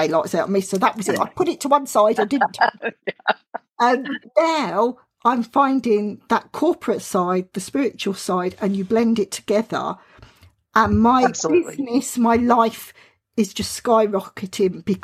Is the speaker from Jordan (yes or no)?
no; Southern England, United Kingdom; accent: Southern England; I've got a British accent. I've got a Southern England accent, which some people think it's London, but it was a bit further down